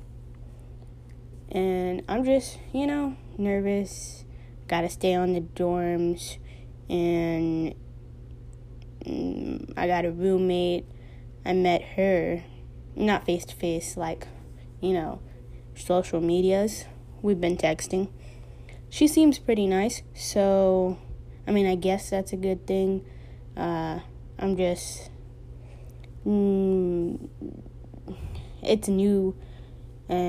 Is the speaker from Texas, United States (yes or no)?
yes; Texas, United States; I was born and raised in Texas